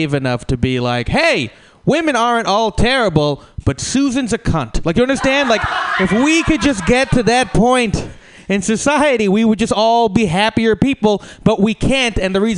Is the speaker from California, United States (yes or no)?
yes; California, United States; just because I'm from California, you know.